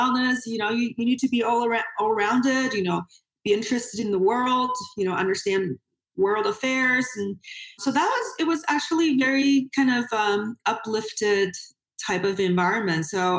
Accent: Beijing, China; So he's still living on the university campus. So that's still my hometown. Yeah. It's Tsinghua University is, you know, it's a science and technology university.

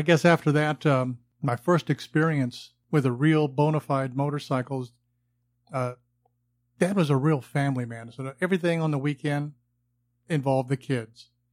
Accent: Southern California, United States; growing up in Southern California

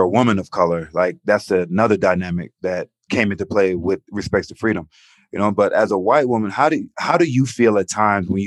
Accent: Atlanta, Georgia, United States; growing up in Atlanta

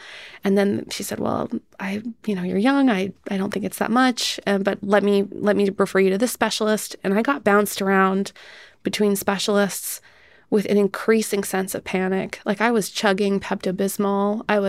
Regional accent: Canada; because I grew up in Canada

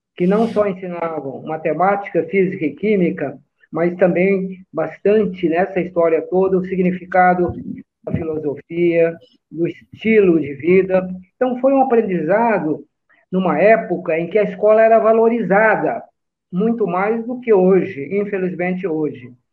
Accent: Brazil; also born or lived in São Paulo (Tucuruvi) / Lavínia, São Paulo / Cambira/Jandaia do Sul, Paraná; sou brasileiro, Nasci em São Paulo, num bairro fantástico que é o Tucuruvi, mas fui criado no interior do estado de São Paulo, numa pequena cidade no noroeste do estado, que é Lavínia. Depois a gente, a família se mudou para o Paraná

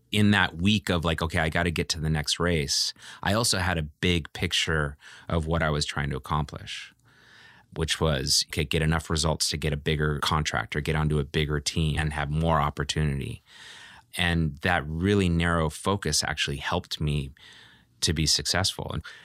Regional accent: Walnut Creek, California, United States; also born or lived in Oakland; I grew up in Walnut Creek, California, okay. You know, after living in Oakland as a young child.

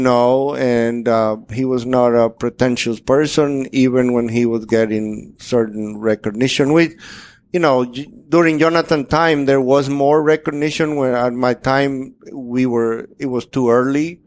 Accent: Dominican Republic; moved away as an adult; now in United States; I'm from Dominican Republic, a completely different place

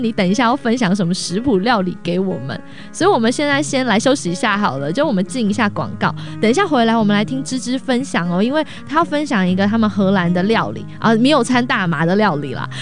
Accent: Taipei, Taiwan; now in Los Angeles, United States; 我这种台北的这种都市小孩

